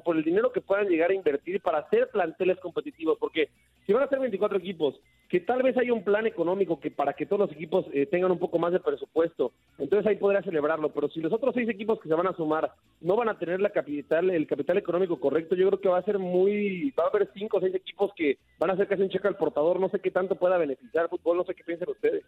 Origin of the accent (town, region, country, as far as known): Mexico